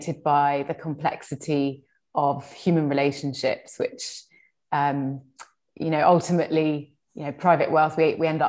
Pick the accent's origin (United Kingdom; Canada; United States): United Kingdom; London; also born or lived in Hammersmith; I was born here along with my three siblings. And I grew up in a really lovely working class community in Shepherd's Bush.